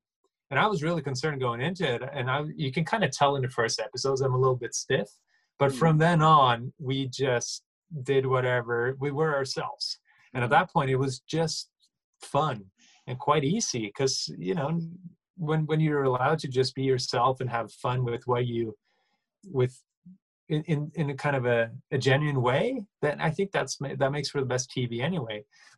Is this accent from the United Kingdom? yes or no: no; Norway; Because when I say I'm from Norway over here, a lot of people are like, oh yeah, my aunt's Swedish too.